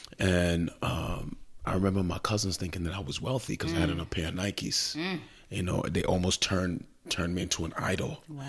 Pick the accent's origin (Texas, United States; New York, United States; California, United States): New York, United States; Queens; not knowing that I come from Queens. My parents were working, you know, jobs. I'm a latchkey kid.